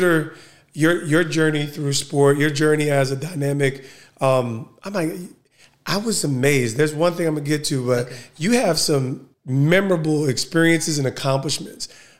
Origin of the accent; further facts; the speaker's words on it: Essex County, New Jersey, United States; as a kid growing up in Essex County